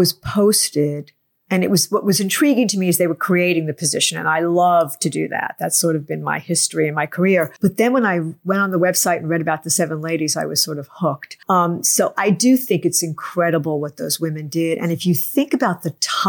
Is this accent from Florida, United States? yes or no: no; New York, United States; moved away as an adult; now in Savannah, United States; I'm originally from New York